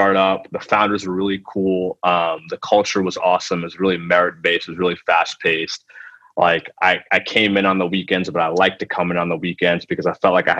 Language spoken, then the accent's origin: English; United States; first language Telugu; being Indian American